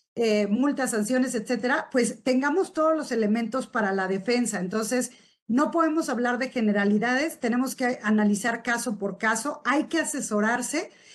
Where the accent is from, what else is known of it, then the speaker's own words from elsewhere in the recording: Uruapan, Michoacán, Mexico; soy de Uruapan, Michoacán, que estamos en la capital mundial del aguacate